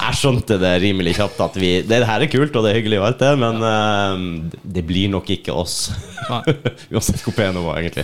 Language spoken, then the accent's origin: Norwegian; Finnmark, Norway